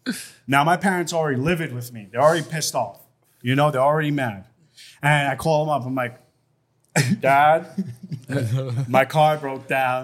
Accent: New York, United States; It's in New York. I'm from New York.

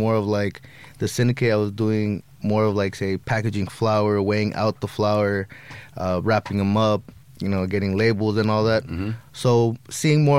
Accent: Los Angeles, California, United States; I started off in San Fernando Valley, a city called Reseda

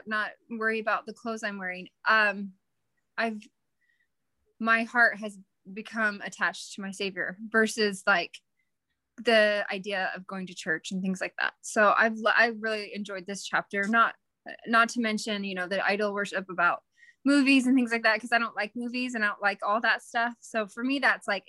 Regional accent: Utah, United States; now in Texas, United States; I grew up in Utah and now I live in Texas

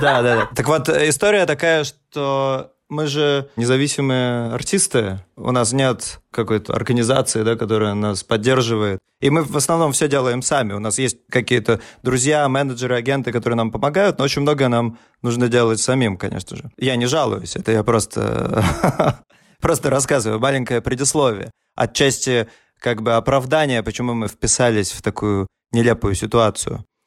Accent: Saint Petersburg, Russia; moved away as an adult; now in Berlin, Germany; Мы родились в Петербурге, выросли там, да.

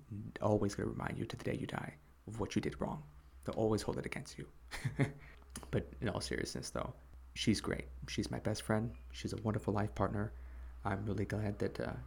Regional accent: Chicago, Illinois, United States; moved away as an adult; now in South Korea; I'm originally from the USA. I'm from Chicago

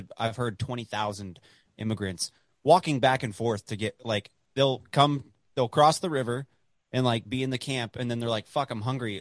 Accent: Dallas, Texas, United States; I grew up in Dallas

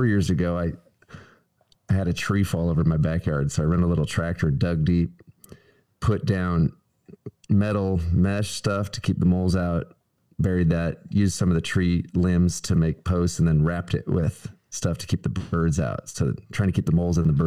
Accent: Nebraska, United States; now in Tennessee, United States; my home state of Nebraska

